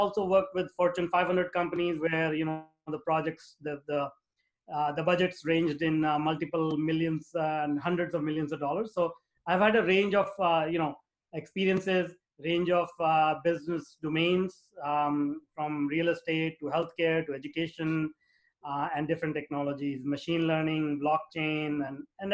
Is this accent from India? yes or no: yes; India; moved away as an adult; now in North America; I grew up in India, in a very small town.